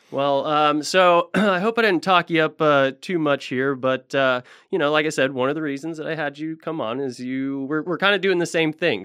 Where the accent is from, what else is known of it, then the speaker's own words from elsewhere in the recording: Tulsa, Oklahoma, United States; moved away; there was a few rinks in Tulsa 'cause I'm from Tulsa originally